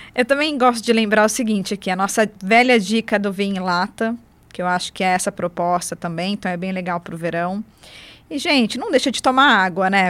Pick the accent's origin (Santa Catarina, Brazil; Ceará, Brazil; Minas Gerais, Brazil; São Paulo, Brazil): São Paulo, Brazil; Ribeirão Preto; Eu sou de Ribeirão Preto